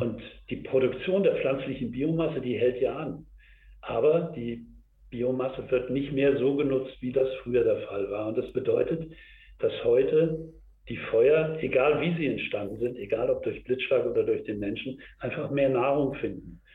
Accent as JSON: {"language": "German", "country": "Germany", "said": "bei uns hier in Deutschland und in Europa"}